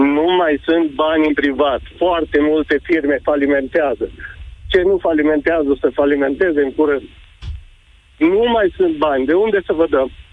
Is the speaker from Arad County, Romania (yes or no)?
yes; Lipova, Arad County, Romania; Eu sunt din Lipova